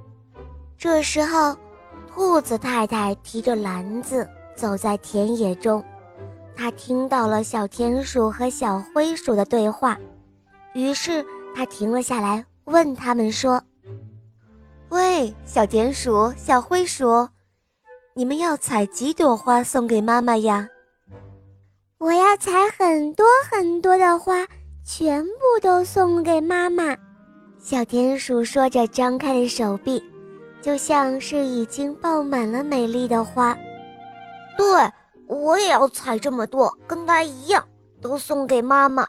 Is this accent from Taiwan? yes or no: no; Yangzhou, Jiangsu, China; 今年六岁了。我来自扬州